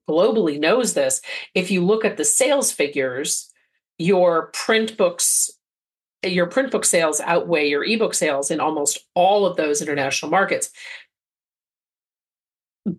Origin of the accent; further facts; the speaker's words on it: Belgium; now in United States; I grew up in Belgium and, you know, I speak the language fluently.